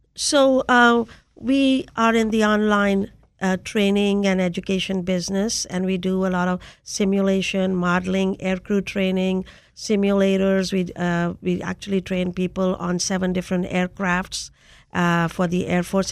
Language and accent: English; India; moved away as an adult; now in United States; I came to the United States in search of technology to take back to my home country of India.